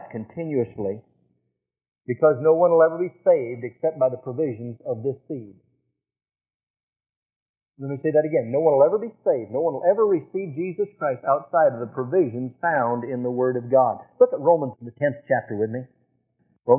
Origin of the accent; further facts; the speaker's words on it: Nebraska, United States; I'm from Nebraska, we raise a lot of cattle